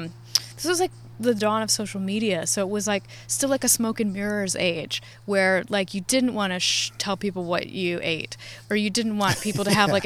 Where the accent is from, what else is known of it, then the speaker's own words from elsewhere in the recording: Virginia, United States; also born or lived in Providence, Rhode Island; now in Western Massachusetts, United States; I've lived in Providence. I grew up in Virginia, mm-hmm, then I moved to Providence, and then I moved out here to Western Mass.